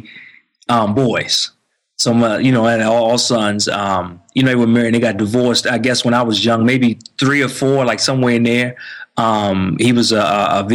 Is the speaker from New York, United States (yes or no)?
no; D.C. area, Maryland, United States; moved away as an adult; now in Atlanta, United States; I grew up in Maryland in the D.C. area. Now we actually have moved and we live, like you mentioned, in Atlanta, outside of Atlanta